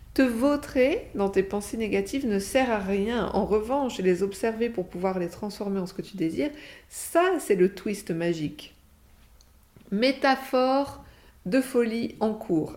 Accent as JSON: {"language": "French", "country": "France", "said": "on a même un sacré avantage sur ce plan en tant que Français"}